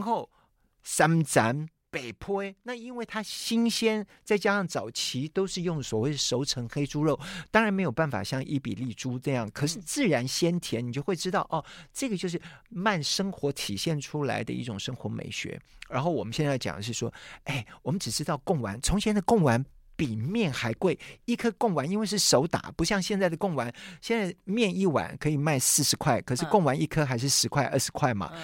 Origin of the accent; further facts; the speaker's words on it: Hsinchu, Taiwan; 朝到现在就围的那个城隍庙，嗯、城隍庙都已经是两百九十多年。那我从小就在那样的环境